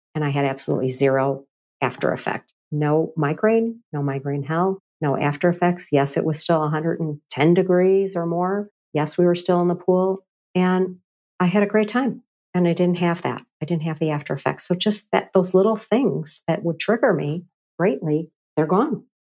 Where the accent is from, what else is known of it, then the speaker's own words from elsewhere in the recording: Chicago, Illinois, United States; moved away; I've come back to Chicago, my hometown